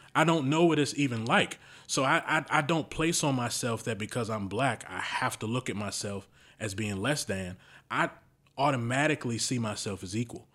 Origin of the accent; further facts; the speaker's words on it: Baltimore, Maryland, United States; I've been around predominantly black people growing up in Baltimore